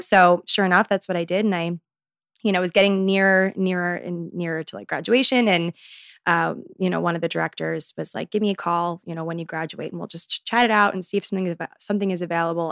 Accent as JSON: {"language": "English", "region": "Maryland", "country": "United States", "tie": "born or raised there", "moved": "as an adult", "lives_now": "New York City, United States", "said": "I grew up in Maryland, but now I'm here in good old New York City."}